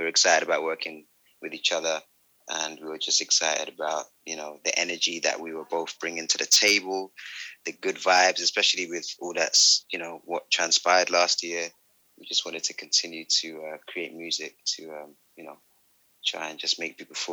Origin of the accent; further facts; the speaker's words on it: London, United Kingdom; moved away; I'm originally from London.